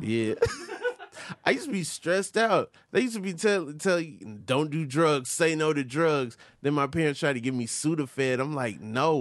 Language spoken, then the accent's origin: English; Atlanta, Georgia, United States; My mom raised me in Atlanta, Georgia